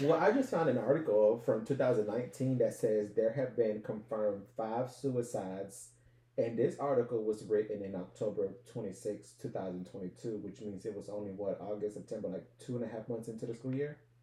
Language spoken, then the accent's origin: English; Los Angeles, California, United States; we grew up in South LA, you know, Compton, Inglewood, that whole area